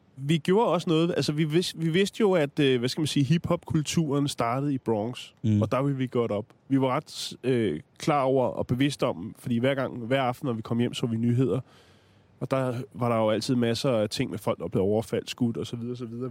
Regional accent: Denmark; vi kommer fra Danmark

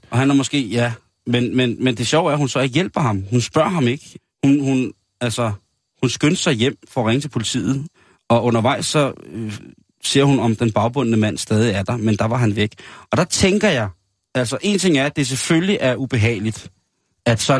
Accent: Virum, Capital Region of Denmark, Denmark; Min fødeby.

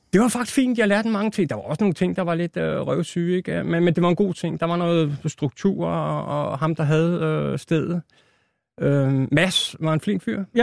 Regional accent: Albertslund, Capital Region of Denmark, Denmark; also born or lived in Roskilde; now in Hundige, Denmark; Født i Roskilde, et eller andet. Ikke? Men hele min barndom, det er Vestegn

